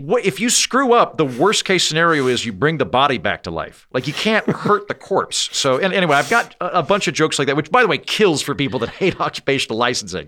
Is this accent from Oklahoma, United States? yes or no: yes; Oklahoma, United States; moved away; also born or lived in Washington, D.C.; I'm from Oklahoma, which means that I am ethnically Republican